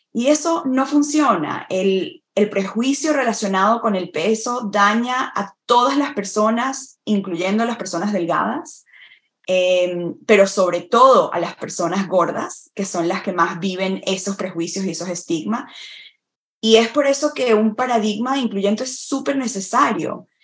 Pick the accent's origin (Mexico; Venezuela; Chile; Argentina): Venezuela; moved away as an adult; also born or lived in Florida, United States / Vermont, United States; now in United States; en mi país, en Venezuela, que es donde nací y crecí